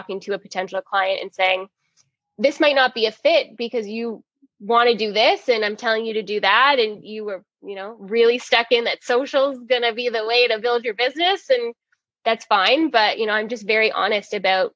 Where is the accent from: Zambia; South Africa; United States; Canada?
Canada; Toronto, Ontario; From Toronto